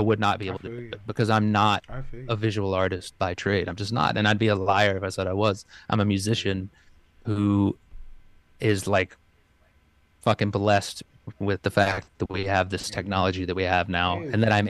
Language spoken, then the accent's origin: English; Memphis, Tennessee, United States; I'm from Memphis, Tennessee, and I play music